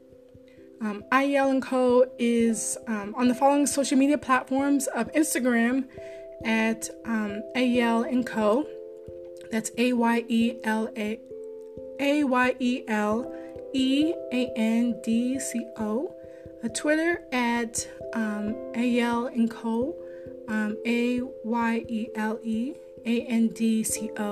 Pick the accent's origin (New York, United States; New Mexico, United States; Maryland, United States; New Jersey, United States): Maryland, United States; I'm a Marylander